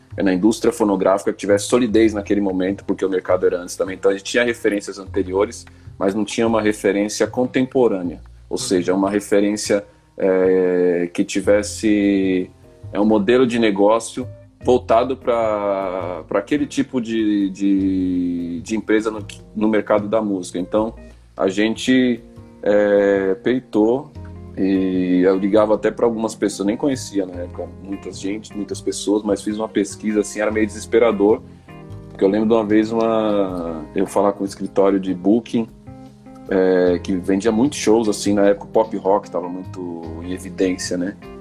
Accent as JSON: {"language": "Portuguese", "region": "São Paulo", "country": "Brazil", "tie": "born or raised there", "said": "a gente vem da zona norte de São Paulo, sempre teve uma relação muito forte é, com a música periférica, né? Então, rap, o samba, o pagode. É, e a gente cresceu ouvindo música"}